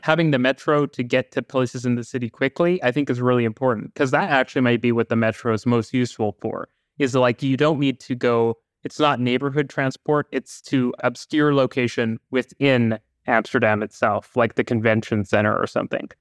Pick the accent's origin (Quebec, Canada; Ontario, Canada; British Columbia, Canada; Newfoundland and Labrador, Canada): British Columbia, Canada; Vancouver; I grew up in Vancouver